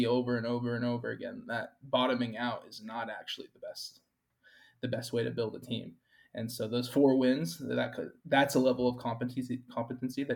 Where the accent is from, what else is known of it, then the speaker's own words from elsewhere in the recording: Nashville, Tennessee, United States; I grew up in Nashville